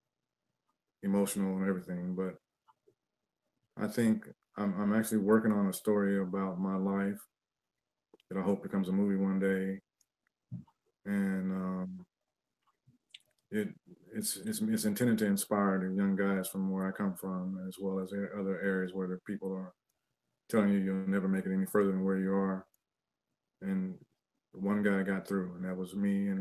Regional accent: Cincinnati, Ohio, United States; moved away; also born or lived in Seattle / Los Angeles; since I was a teenager, since growing up in Cincinnati

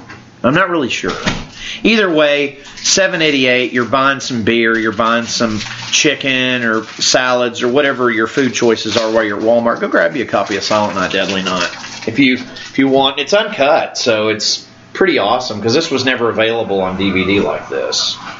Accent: Canada; I'm Canadian, if I've never mentioned that. So it's fun that I have a very controversial killer slash holiday film that is from my homeland.

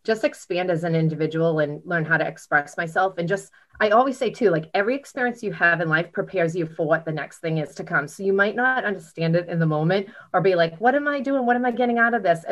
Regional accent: Stoneham, Massachusetts, United States; I grew up in Stoneham.

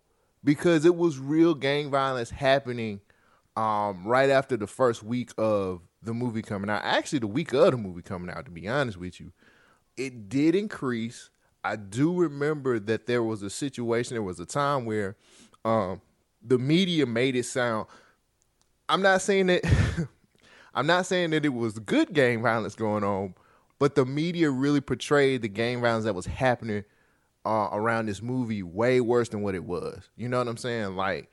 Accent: Bay Area, California, United States; I grew up in the Bay Area. Now, I didn't live in South Central. I've only been to LA maybe twice in my life.

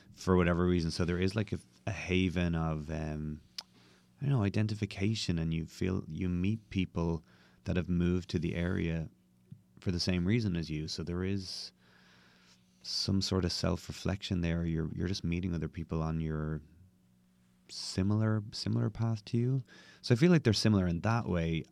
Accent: Dublin, Leinster, Ireland; moved away as an adult; now in New York City, United States; I am originally from Dublin, Ireland, and now I live

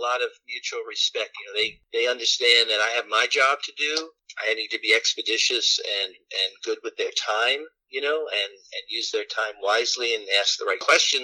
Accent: New York City, New York, United States; my entire life growing up in Brooklyn

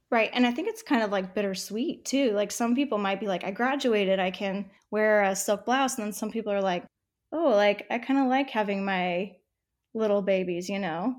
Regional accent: San Diego, California, United States; moved away as an adult; also born or lived in Texas / New York City; now in Houston, United States; I was born and raised in San Diego

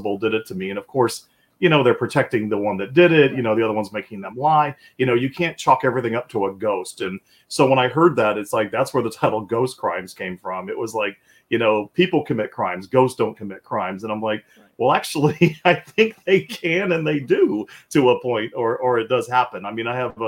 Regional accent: Tampa, Florida, United States; I'm born and raised in Tampa, Florida, where I still reside

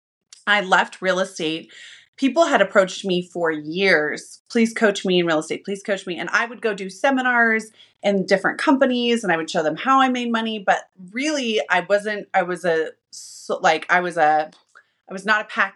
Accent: Utah, United States; I am from Utah. And I am not the predominant faith here. And I was raised by an alcoholic mom

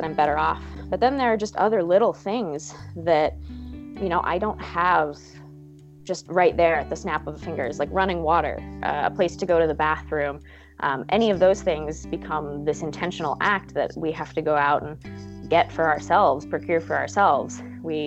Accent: Alaska, United States; moved away; I'm from Alaska, but I haven't been there in over a year

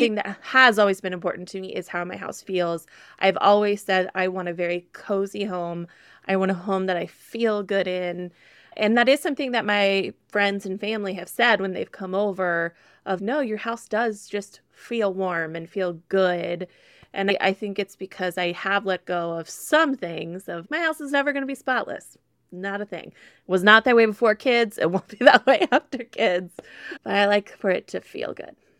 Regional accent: Midwest, United States; I'm a girl from the Midwest

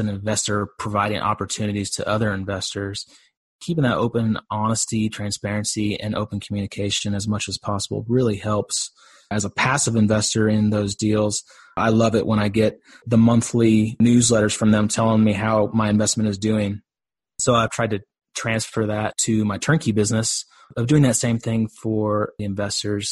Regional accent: Dallas, Texas, United States; I'm from Dallas, Texas

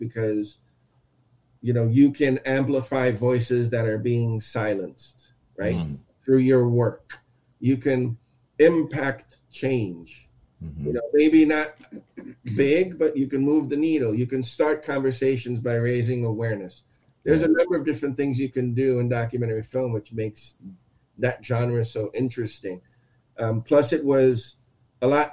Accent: Aruba; also born or lived in Texas; now in United States; I'm born in Texas, raised in Aruba.

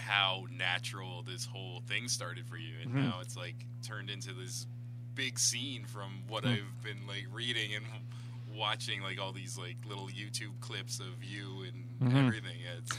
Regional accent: Niagara Falls, Ontario, Canada; now in Toronto, Canada; I grew up in Niagara Falls

